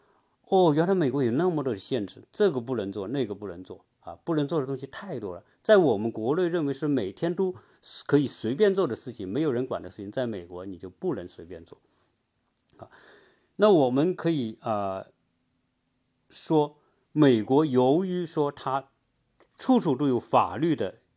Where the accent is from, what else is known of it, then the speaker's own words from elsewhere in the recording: China; now in United States; 你比如说我们中国人，